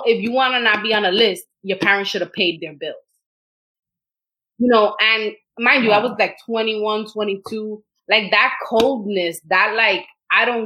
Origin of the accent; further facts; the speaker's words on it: New York City, New York, United States; I grew up in Washington Heights in Inwood, just a few blocks away actually of where I live right now